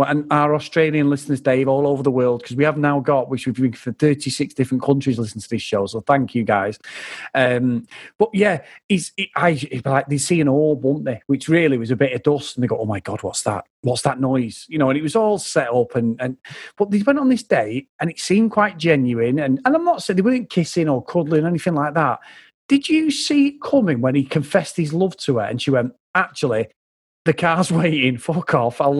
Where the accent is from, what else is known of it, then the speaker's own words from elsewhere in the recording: Benidorm, Valencian Community, Spain; I grew up in Spain. I grew up in Benidorm. Like you know, I know it's a, it's a proper shithole, but we grew up there as kids.